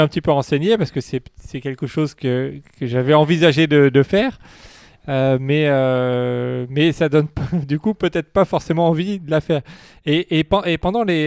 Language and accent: French; France; chez nous en France